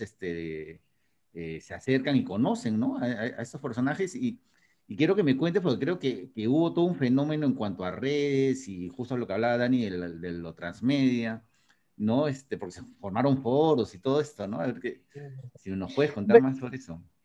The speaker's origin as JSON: {"language": "Spanish", "country": "Peru", "said": "como peruano"}